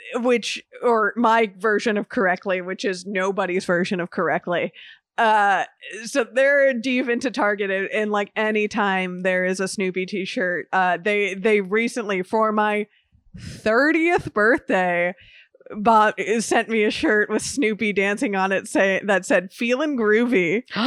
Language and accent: English; Miami, Florida, United States; growing up in Miami